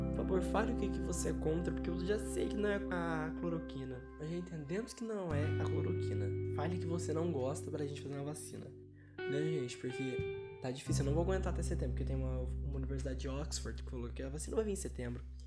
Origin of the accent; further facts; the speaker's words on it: Brazil; a gente é brasileiro